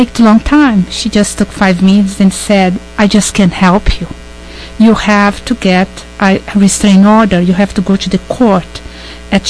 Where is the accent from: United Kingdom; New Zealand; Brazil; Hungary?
Brazil; moved away as an adult; also born or lived in British Columbia / Manitoba / Ontario; now in Canada; I was born and raised in Brazil. After I concluded my BA degree in English Language and Literature in 1986, I migrated to Canada.